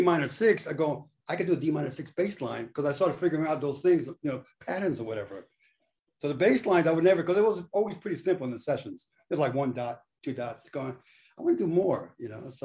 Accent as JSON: {"language": "English", "town": "New York City", "region": "New York", "country": "United States", "tie": "born or raised there", "said": "I grew up exactly in Brooklyn Heights. Correct. And we our block was the last Puerto Rican block"}